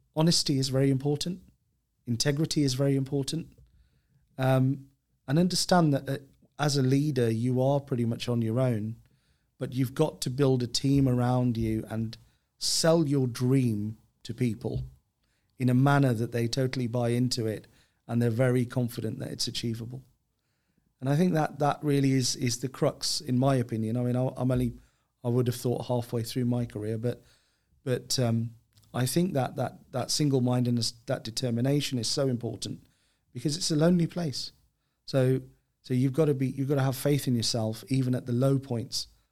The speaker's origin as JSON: {"language": "English", "town": "Birmingham", "region": "West Midlands", "country": "United Kingdom", "tie": "born or raised there", "said": "when I was a kid growing up in Birmingham"}